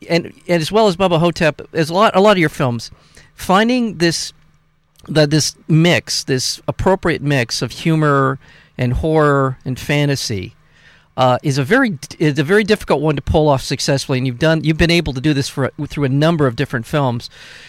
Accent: Long Beach, California, United States; I'm a Long Beach guy. I was born in Long Beach. My parents, grandparents were raised

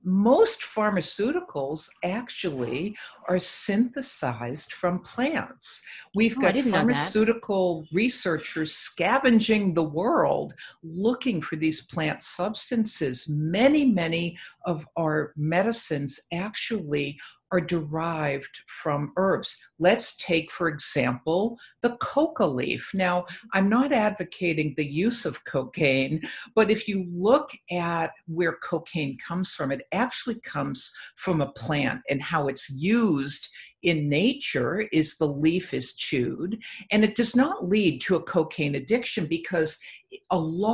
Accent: Boston, Massachusetts, United States; moved away as an adult; also born or lived in Mexico; I'm from the East Coast also. Yes. And I could not wait to hightail it out of Boston.

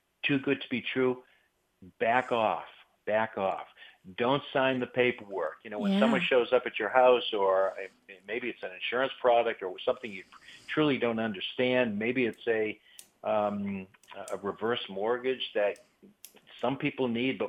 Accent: United States; we as American consumers

